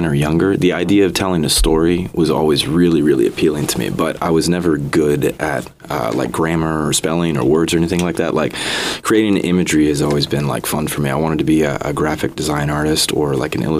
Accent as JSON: {"language": "English", "town": "Lompoc", "region": "California", "country": "United States", "tie": "born or raised there", "also_born_or_lived": "Connecticut", "said": "I'm from Connecticut originally, but I moved out to the Central Coast of Lompoc specifically when I was a kid. So I would say I'm a Central Coast boy"}